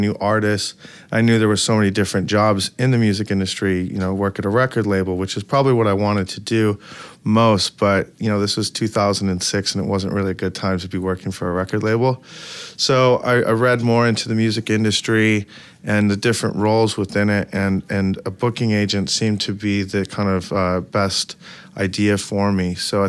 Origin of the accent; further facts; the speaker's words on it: Detroit, Michigan, United States; I'm from Detroit originally, and I've always been going to music shows.